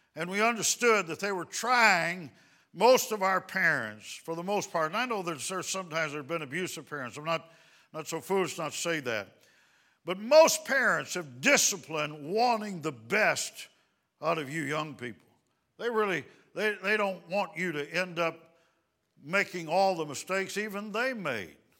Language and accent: English; Dallas, Texas, United States; We're from the Dallas, Texas area